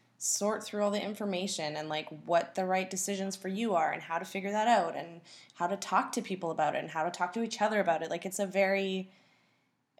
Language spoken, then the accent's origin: English; Port Coquitlam, British Columbia, Canada; now in Vancouver, Canada; I grew up in Port Coquitlam.